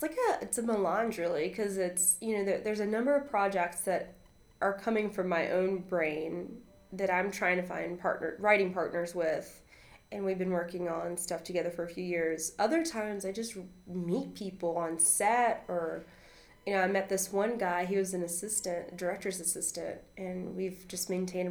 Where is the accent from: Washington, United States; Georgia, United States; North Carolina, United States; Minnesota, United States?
North Carolina, United States; English is a second language; also born or lived in Costa Rica; And I grew up on a farm in North Carolina. And I'm from Costa Rica. My mom and I moved to America when I was, you know, two. And so, and when I was little, I didn't speak any English.